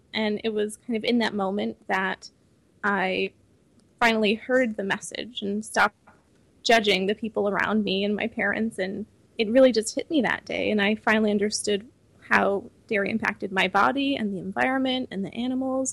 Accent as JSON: {"language": "English", "town": "Troy", "region": "New York", "country": "United States", "also_born_or_lived": "Syracuse, New York", "said": "my parents got really involved in the local veg community in upstate New York. We're from the Troy area"}